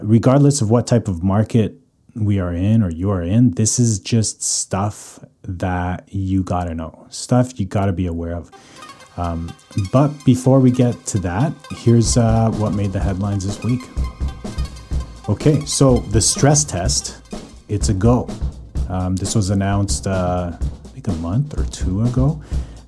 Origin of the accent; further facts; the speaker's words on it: Calgary, Alberta, Canada; now in North Vancouver, Canada; born and raised in Calgary, currently living in Vancouver, North Vancouver.